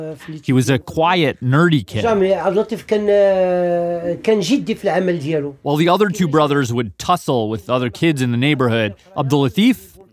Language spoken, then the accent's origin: English; Canada; now in Los Angeles, United States; I was born and raised in Canada. My parents were from East Africa. But my roots go back to India. I live in Los Angeles